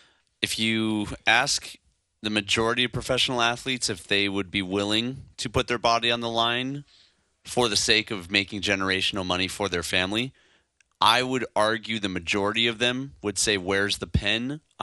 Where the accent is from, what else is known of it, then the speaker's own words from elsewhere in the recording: Chicago, Illinois, United States; This is important for me as a Blackhawks guy. I'm from Chicago.